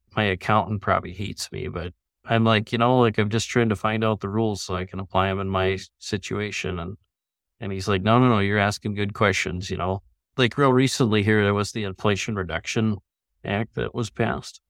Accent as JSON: {"language": "English", "town": "Minot", "region": "North Dakota", "country": "United States", "tie": "born or raised there", "also_born_or_lived": "Minneapolis, Minnesota / St. Cloud, Minnesota", "lives_now": "Fargo, United States", "said": "I grew up in Minot, North Dakota"}